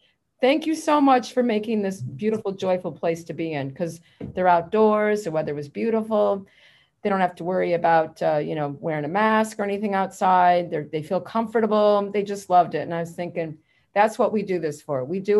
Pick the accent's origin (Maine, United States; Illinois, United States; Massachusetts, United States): Illinois, United States; now in Florida, United States; I grew up in Illinois. I did not grow up in Florida. I was a physical therapist. I moved to Florida, especially South Florida